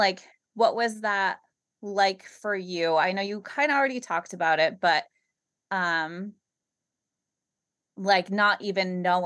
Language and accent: English; Massachusetts, United States; I'm also from Massachusetts